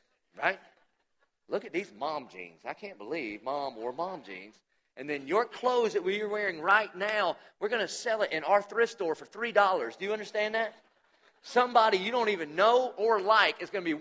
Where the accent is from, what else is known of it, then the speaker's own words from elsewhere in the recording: the South, United States; it's by his sovereignty I was born in the South